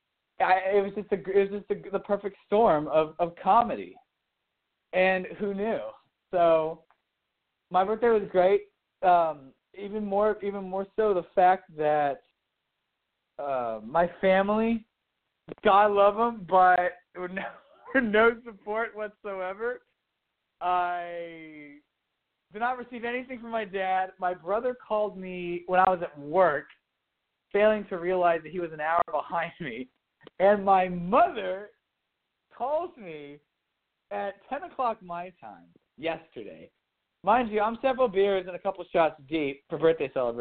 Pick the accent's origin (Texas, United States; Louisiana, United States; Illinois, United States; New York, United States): Texas, United States; Dallas; also born or lived in Washington, D.C. / Colorado Springs; growing up in Dallas, living in Dallas, you know, and eventually coming back